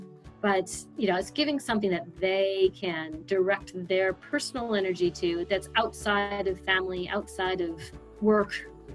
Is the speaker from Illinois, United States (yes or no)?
yes; Chicago, Illinois, United States; moved away as an adult; now in Sydney, Australia; live in Sydney now for about 7.5 years, but I came from Chicago, Illinois.